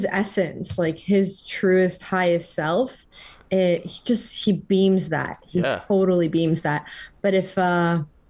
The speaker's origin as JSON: {"language": "English", "region": "northern New Jersey", "country": "United States", "tie": "born or raised there", "moved": "yes", "lives_now": "West Coast, United States", "said": "growing up in New Jersey"}